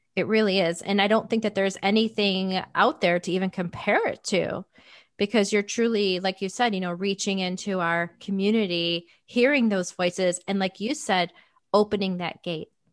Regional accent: Illinois, United States; it's a blizzard right now in my hometown

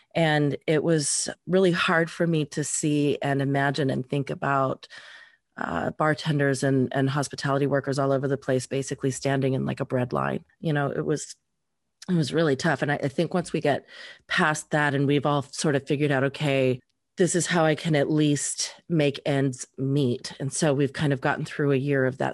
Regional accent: Reno, Nevada, United States; moved away; I grew up in Reno

